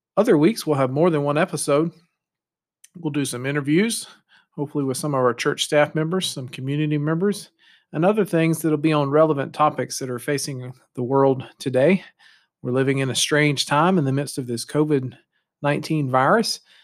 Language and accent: English; United States; moved away as an adult; also born or lived in Canada; our identity as an American